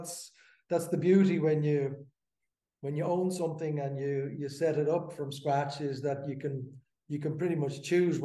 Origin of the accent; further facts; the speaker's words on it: just outside Amsterdam, North Holland, Netherlands; moved away as an adult; now in Dublin, Ireland; I grew up in Amsterdam, just outside Amsterdam. I was born in Dublin. My mum is Irish. And very shortly after, when I was two or something, we moved to Holland, and that's where I grew up.